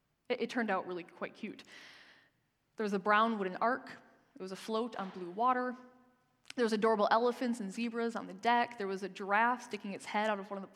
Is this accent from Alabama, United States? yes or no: no; Michigan, United States; moved away; the church I grew up in back in Michigan